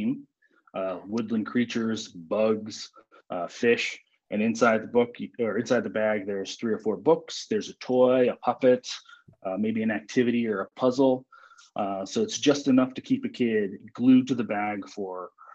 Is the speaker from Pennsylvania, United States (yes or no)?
no; upstate New York, United States; now in Wallingford, United States; My mom was on my hometown library board. And my hometown library, I'm from upstate New York